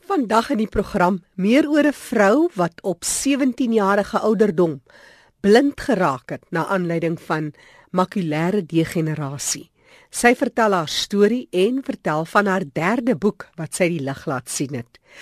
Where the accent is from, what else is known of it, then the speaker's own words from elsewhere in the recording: Steinkopf, Northern Cape, South Africa; Ek is oorspronklik van Steenkop